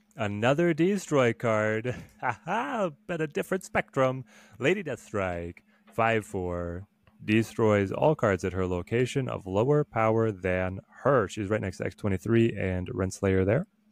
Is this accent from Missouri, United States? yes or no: no; Dallas, Texas, United States; I'm from the South. I'm from Dallas